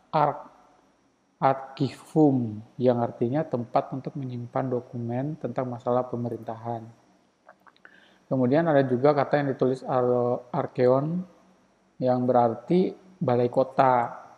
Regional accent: Baubau, Southeast Sulawesi, Indonesia; also born or lived in Central Java; di tempatku juga di Kota Bau-Bau

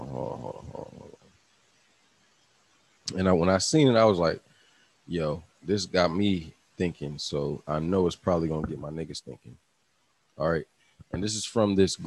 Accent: Virginia, United States; I'm from Virginia

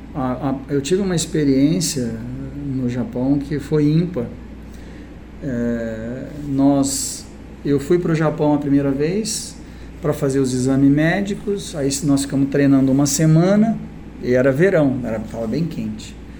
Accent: Brazil; also born or lived in Japan; eu sou do Brasil

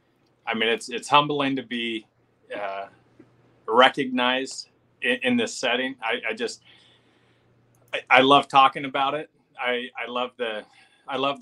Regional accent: Gasquet, California, United States; born or raised there; also born or lived in Las Vegas, Nevada; now in Southern Oregon, United States

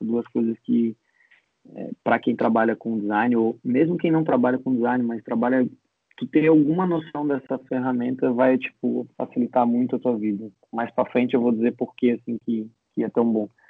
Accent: Florianópolis, Santa Catarina, Brazil; also born or lived in Gold Coast, Australia; Eu sou aqui de Floripa, vivi praticamente a minha vida inteira aqui

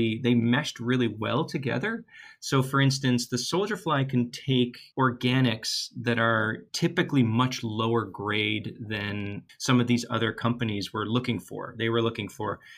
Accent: Toronto, Ontario, Canada; moved away as an adult; also born or lived in Pasadena, California; now in Halifax, Canada; I'm from Toronto originally, which is a massively big city, and I love my hometown

